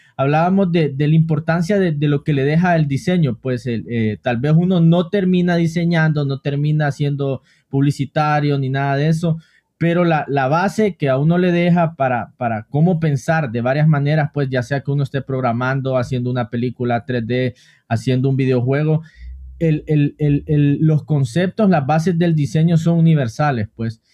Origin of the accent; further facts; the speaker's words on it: Honduras; yo también soy de Honduras